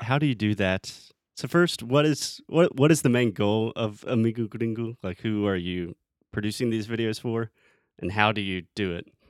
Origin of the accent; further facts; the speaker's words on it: United States; also born or lived in Brazil; the US